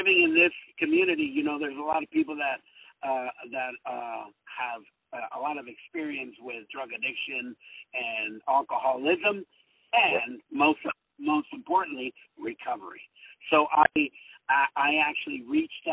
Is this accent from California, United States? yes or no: yes; Santa Ana, California, United States; English is a second language; also born or lived in Guadalajara, Mexico; I was raised here in Orange County, California, in the city of Santa Ana on Mini Street